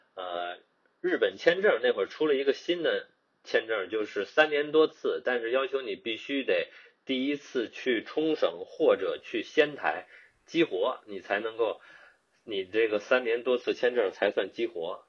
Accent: Beijing, China; moved away as an adult; now in Auckland, New Zealand; 出生啊。并且呢成长于北京

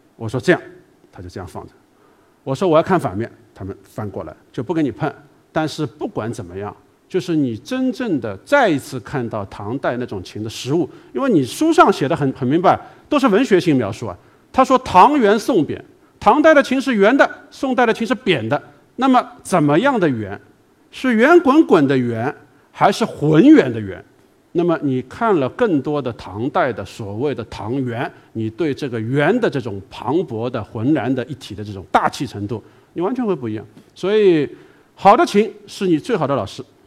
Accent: China; 美国人跟我们中国人商量，

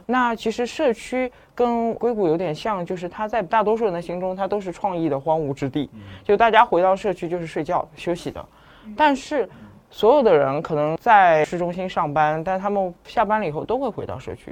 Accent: Shanghai, China; 但是我是土生土长上海人嗯，嗯，嗯。然后我又是在同济这个圈子里一面直在长嗯。大的

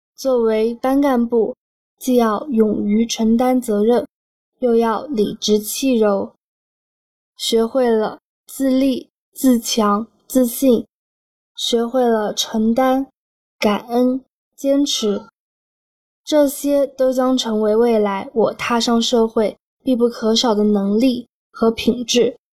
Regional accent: Kunming, Yunnan, China; 我是来自云南昆明的

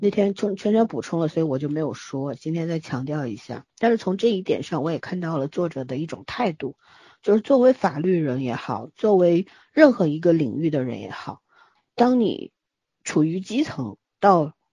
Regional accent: Shanghai, China; 我们都是上海人，然后都出过国

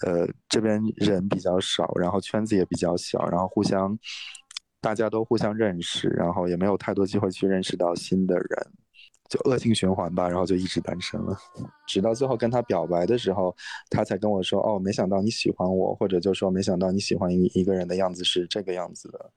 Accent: Inner Mongolia, China; moved away as an adult; now in San Francisco Bay Area, United States; 我，我是内蒙古的，然后，但是来这边很久

